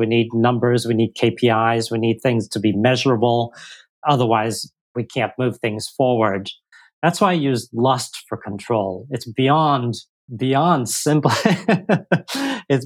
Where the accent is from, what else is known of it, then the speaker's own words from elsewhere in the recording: United States; now in Singapore; I am an American in Singapore